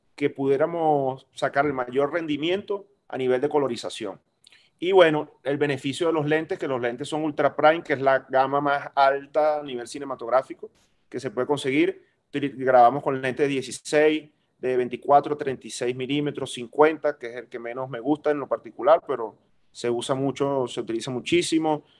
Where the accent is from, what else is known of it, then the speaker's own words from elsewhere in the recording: Maracaibo, Zulia, Venezuela; yo soy maracucho